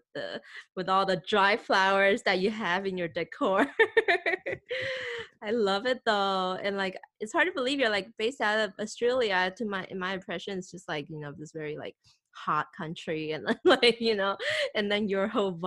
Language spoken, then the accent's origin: English; Taiwan; I'm from Taiwan